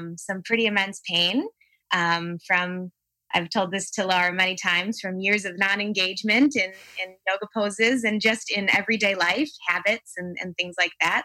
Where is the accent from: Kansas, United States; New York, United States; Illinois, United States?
Illinois, United States; Palatine; from Palatine, Illinois. So the northern suburbs of Chicago